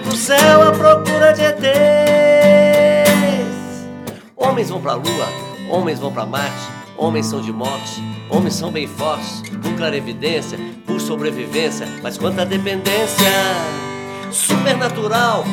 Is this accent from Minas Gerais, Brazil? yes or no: yes; Varginha, Minas Gerais, Brazil; eu sou de Varginha